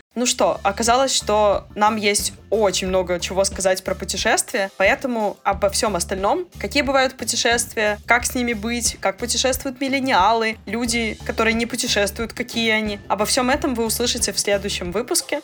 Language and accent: Russian; Belarus; also born or lived in Portugal